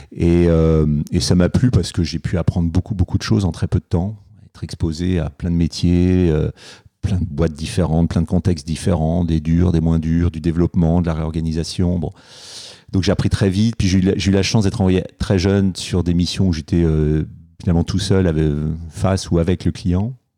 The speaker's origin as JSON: {"language": "French", "town": "Paris", "region": "Île-de-France", "country": "France", "tie": "born or raised there", "said": "j'ai grandi, j'ai grandi à Paris"}